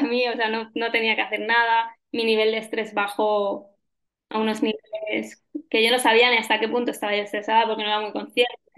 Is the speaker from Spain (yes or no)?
yes; Ibiza, Balearic Islands, Spain; soy nacida en Ibiza y actualmente vivo aquí en la isla.